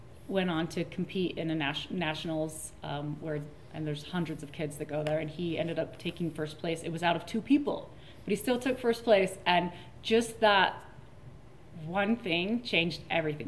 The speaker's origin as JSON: {"language": "English", "town": "Layton", "region": "Utah", "country": "United States", "tie": "born or raised there", "also_born_or_lived": "Logan, Utah", "said": "I'm from Utah. I grew up in Davis County area, Layton, Utah"}